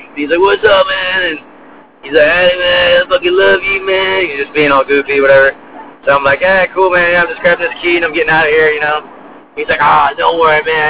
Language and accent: English; Melbourne, Florida, United States; also born or lived in New Jersey; I was born in Jersey, raised in Florida. I grew up in a small town, Melbourne, Florida